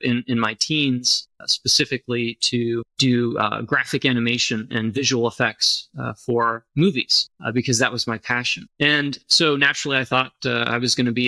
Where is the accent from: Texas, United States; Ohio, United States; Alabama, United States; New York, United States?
Texas, United States; Austin; I grew up in Austin, Texas. I've lived here pretty much my entire life.